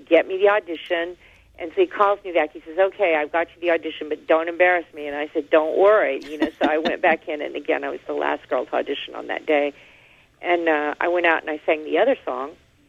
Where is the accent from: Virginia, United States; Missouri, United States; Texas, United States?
Texas, United States; Fort Worth; moved away as an adult; also born or lived in New York; we grew up together in Fort Worth.